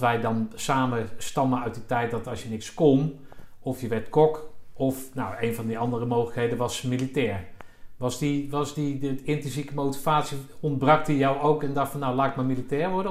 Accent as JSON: {"language": "Dutch", "town": "The Hague", "region": "South Holland", "country": "Netherlands", "tie": "born or raised there", "said": "ik zelf in Den Haag eh, geboren ben"}